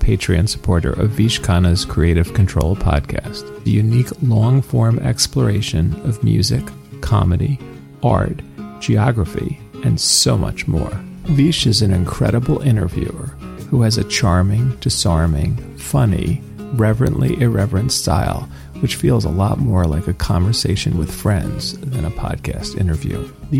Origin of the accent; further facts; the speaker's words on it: Philadelphia, Pennsylvania, United States; I'm from Philadelphia, Pennsylvania, not a Canadian.